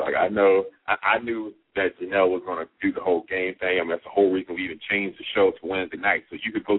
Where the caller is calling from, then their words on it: Baltimore, Maryland, United States; I'm calling from Baltimore, Maryland.